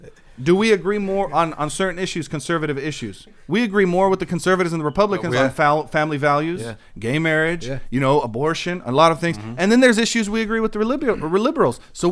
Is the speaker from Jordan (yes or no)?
yes; Jordan; now in United States; I want to see safety and security in my nation of America, in my home country of Jordan.